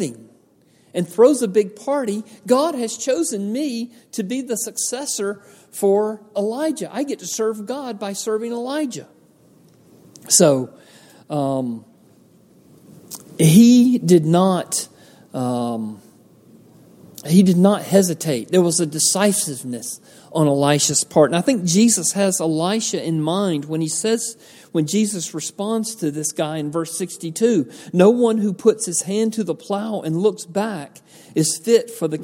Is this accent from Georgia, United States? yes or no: yes; Georgia, United States; I grew up in Georgia out in the country